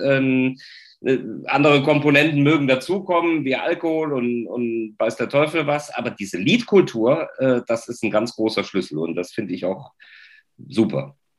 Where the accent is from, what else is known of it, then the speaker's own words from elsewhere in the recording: Cologne, North Rhine-Westphalia, Germany; als Kölner